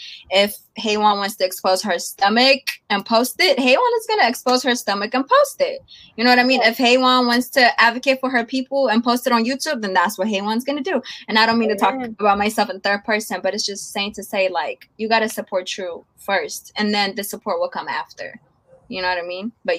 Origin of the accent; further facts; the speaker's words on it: Oakland, California, United States; I'm from the Bay. Oakland. I mean, you feel me? Oakland.